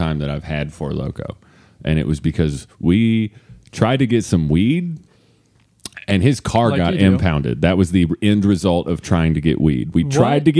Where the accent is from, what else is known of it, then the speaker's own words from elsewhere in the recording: Carlisle, Kentucky, United States; I'm from Carlisle